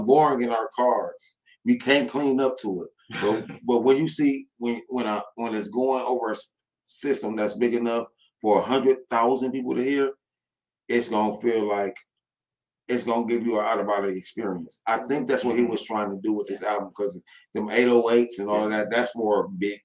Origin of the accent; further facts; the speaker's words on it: Toledo, Ohio, United States; I am from Toledo, Ohio